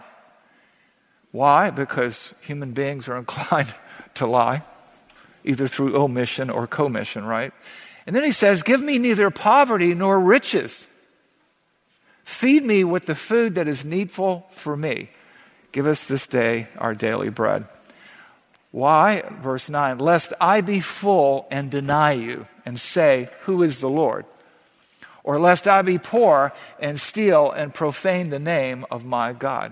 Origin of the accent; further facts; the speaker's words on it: the South, United States; growing up in the South